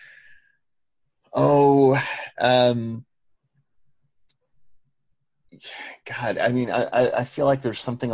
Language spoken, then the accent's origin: English; Choctaw, Oklahoma, United States; I'm from Choctaw, and not Choctaw the way it is today. Choctaw back in the day when it was still kind of a sleepy, kind of barely suburb. I grew up across the street from a cow pasture.